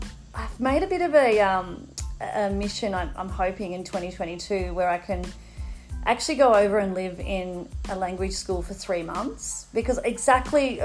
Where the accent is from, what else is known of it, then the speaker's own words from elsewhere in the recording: Melbourne, Victoria, Australia; growing up in Melbourne